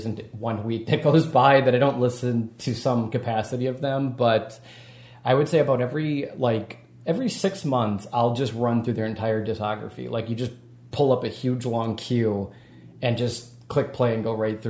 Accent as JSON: {"language": "English", "region": "Wisconsin", "country": "United States", "also_born_or_lived": "Vancouver, Canada", "said": "I'm from Wisconsin, and, like, our winters are super harsh there"}